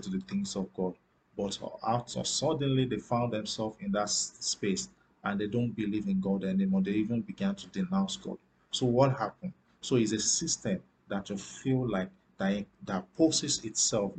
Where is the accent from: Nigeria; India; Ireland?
Nigeria; I'm from Africa. I still live in Africa, in Nigeria precisely.